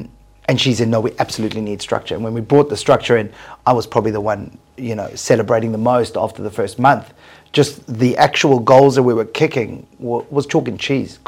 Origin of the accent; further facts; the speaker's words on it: South Africa; moved away; We came from South Africa. We arrived just 7 years ago. And in South Africa, I ran the largest metal recycling company in sub-Saharan Africa.